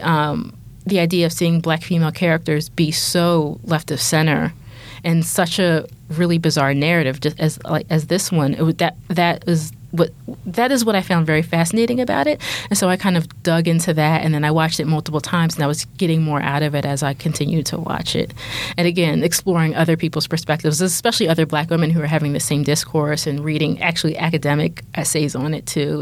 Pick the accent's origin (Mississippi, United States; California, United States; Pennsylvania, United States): Pennsylvania, United States; Philadelphia; I grew up in Philly